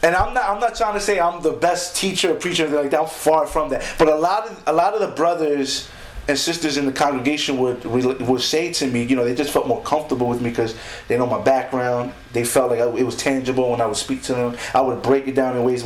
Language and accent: English; West New York, New Jersey, United States; I was born in Jersey City, but I was, you know, my heart is in West New York. It's in Hudson County